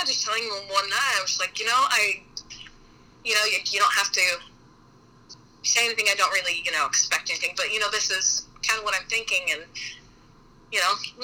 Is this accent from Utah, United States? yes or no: yes; Salt Lake City, Utah, United States; moved away as an adult; now in St. Louis, United States; I'm, you know, from Salt Lake, I grew up in Salt Lake and went to school in southern Utah